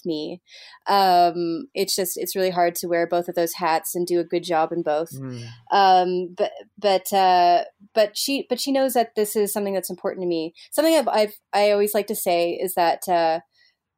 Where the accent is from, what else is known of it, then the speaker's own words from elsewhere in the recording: Montreal, Quebec, Canada; moved away as an adult; Montreal is my hometown